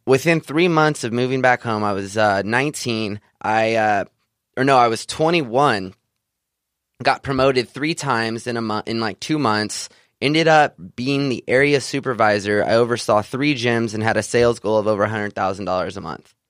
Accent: Central California, United States; I grew up in Central California, a small farming community outside of the Sequoia National Park

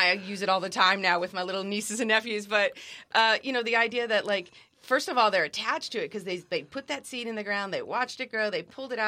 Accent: Germany; now in United States; when we were growing up in Germany

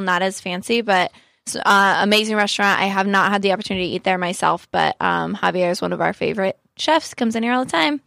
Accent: Southern California, United States; I'm born and raised in Southern California

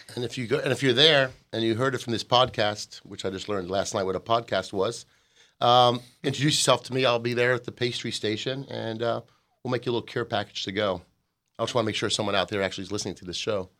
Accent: United States; as an American

